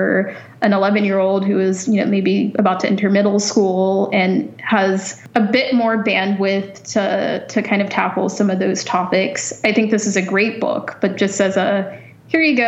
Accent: United States; moved away as an adult; now in Canada; as an American

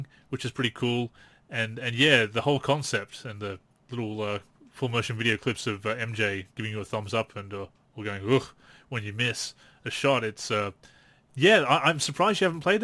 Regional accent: Australia; I'm Australian

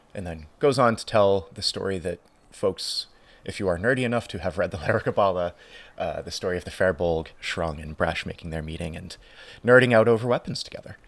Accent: United States; as an Irish American

